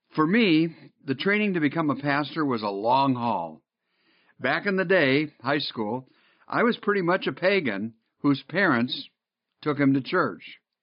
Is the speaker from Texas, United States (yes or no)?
no; Northville, Michigan, United States; moved away; I grew up in Northville